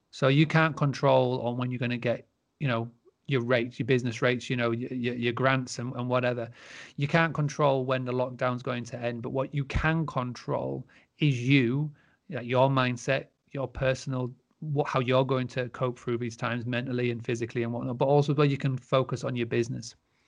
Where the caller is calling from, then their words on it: Scarborough, Yorkshire and the Humber, United Kingdom; So I am currently in Scarborough, which for those who don't know, is in the northeast of the UK in Yorkshire. I'm currently at the Granary Farmstay, which is my family's farmstay business.